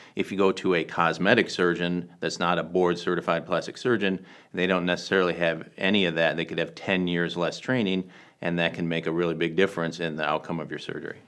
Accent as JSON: {"language": "English", "region": "Michigan", "country": "United States", "tie": "born or raised there", "also_born_or_lived": "Washington, D.C.", "moved": "as an adult", "lives_now": "Southern California, United States", "said": "I grew up in Michigan"}